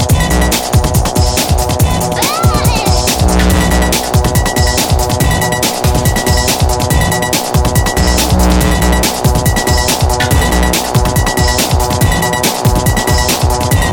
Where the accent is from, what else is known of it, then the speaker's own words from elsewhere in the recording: Southampton, South East England, United Kingdom; moved away as an adult; now in Australia; I'm from Southampton, so we grew up about 50 miles from each other